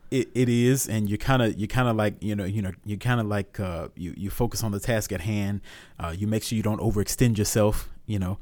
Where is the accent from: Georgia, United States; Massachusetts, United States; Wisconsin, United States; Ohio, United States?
Georgia, United States; Augusta; born and raised in Augusta, Georgia